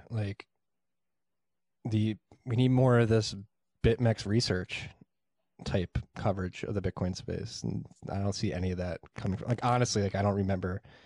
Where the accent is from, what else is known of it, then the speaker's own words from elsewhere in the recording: Philadelphia, Pennsylvania, United States; I'm from Northeast Philly